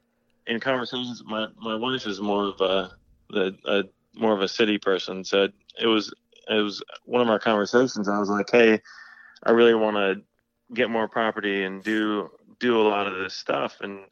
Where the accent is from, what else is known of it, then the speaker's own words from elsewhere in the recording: Maryland, United States; but no, I grew up in Maryland, and I kind of always had a garden that my mom let me manage inside.